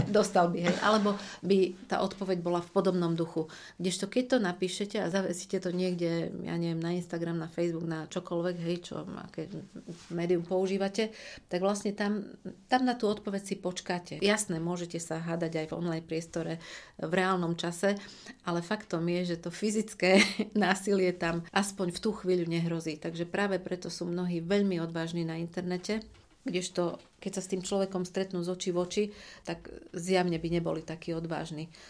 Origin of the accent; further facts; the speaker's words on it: Košice, Košice Region, Slovakia; also born or lived in Krupina / Saint Petersburg; narodila som sa v Krupine, okres Zvolen ale takmer celý život som prežila v Košiciach, teda asi od 4 rokov som v Košiciach, takže sa považujem za hrdú Košičanku